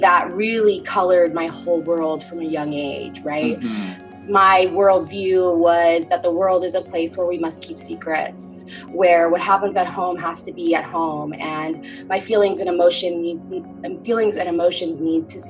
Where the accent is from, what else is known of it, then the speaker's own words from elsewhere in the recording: Omaha, Nebraska, United States; I originally was born and raised in Omaha, Nebraska, so Midwestern girl over here